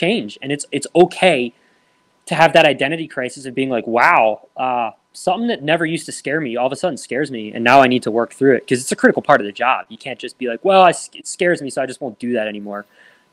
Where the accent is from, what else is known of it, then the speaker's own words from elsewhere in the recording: Lehigh County, Pennsylvania, United States; my first volunteer company, which is in Lehigh County, Pennsylvania, which is my hometown, that's where I grew up